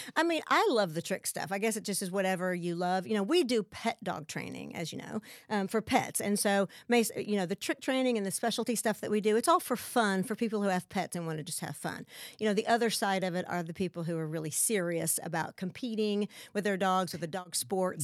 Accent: West Texas, United States; moved away as an adult; also born or lived in Lubbock / San Marcos / New York City / California; I'm from West Texas

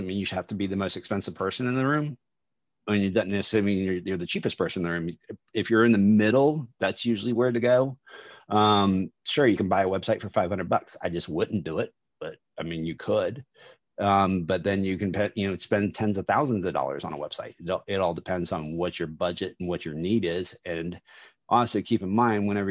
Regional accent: Jacksonville, Florida, United States; I grew up in Jacksonville, Florida, Maxwell House, right down the street

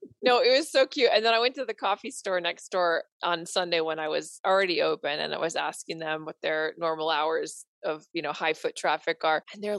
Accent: Williams, Arizona, United States; my hometown of Williams, Arizona.

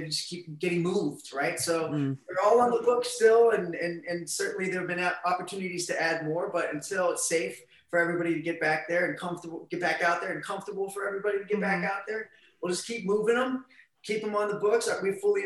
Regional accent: Ohio, United States; we're from Ohio. Our friends are like in dorm rooms or working at the factory

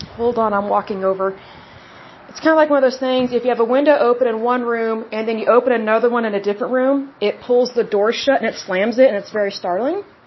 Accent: Oklahoma, United States; the way I was raised in Oklahoma

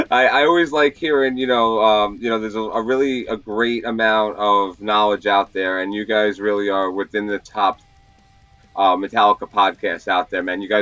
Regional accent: San Francisco, California, United States; born there; now in Long Island, United States; Uh, I was born in San Fran

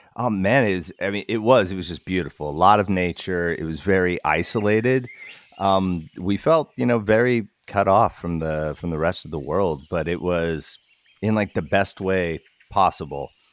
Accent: Alaska, United States; moved away as an adult; also born or lived in Portland, Oregon; We're from Alaska

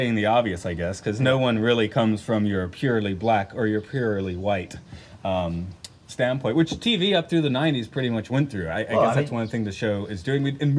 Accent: Atlanta, Georgia, United States; moved away; I'm a Georgia boy. I grew up in Atlanta, Georgia

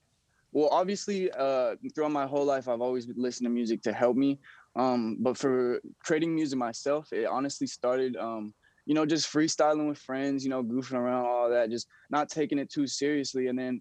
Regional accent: Texas, United States; also born or lived in Louisiana; That's actually my real name. I grew up in Texas and Louisiana. I moved around a lot as a little kid.

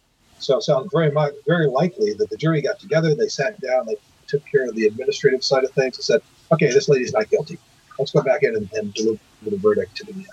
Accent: United States; In the United States here, and since I'm American, this is the market I know

